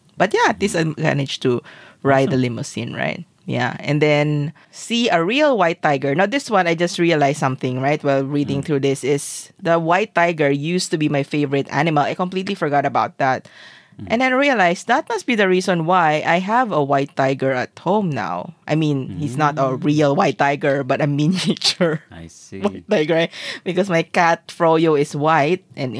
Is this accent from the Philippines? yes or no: yes; Zamboanga City, Zamboanga Peninsula, Philippines; this is actually an island in my hometown